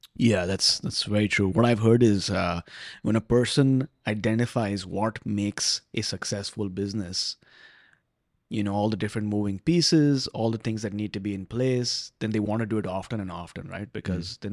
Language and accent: English; Vancouver, British Columbia, Canada; I'm from Vancouver